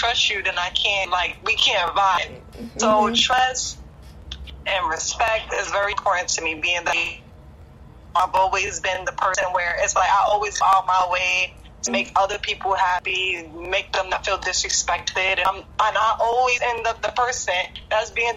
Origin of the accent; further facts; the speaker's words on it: New York, United States; moved away as an adult; now in Jersey City, United States; Born and raised in New York, but I live in Jersey City now